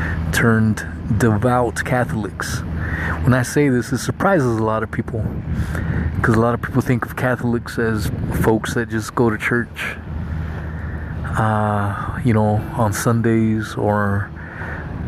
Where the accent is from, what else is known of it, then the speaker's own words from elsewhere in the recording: Southern California, United States; I was born in Southern California to some illegal Mexican immigrants